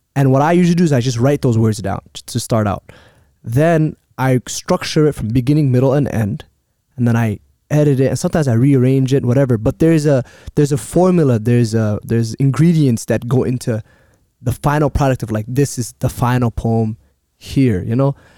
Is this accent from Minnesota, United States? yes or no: yes; Minneapolis, Minnesota, United States; Growing up in Cedar